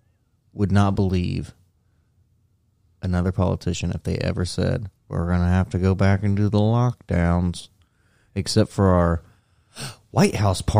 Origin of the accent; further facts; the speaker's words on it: United States; I'm American.